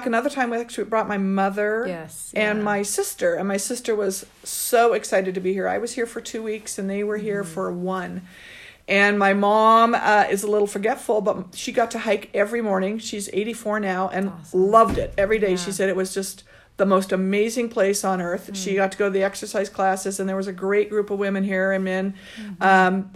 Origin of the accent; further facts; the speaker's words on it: Oregon, United States; I'm from Oregon